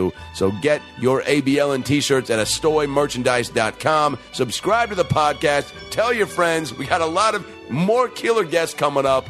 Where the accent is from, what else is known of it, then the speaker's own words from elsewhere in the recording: Seattle, Washington, United States; moved away; Seattle, Washington, my hometown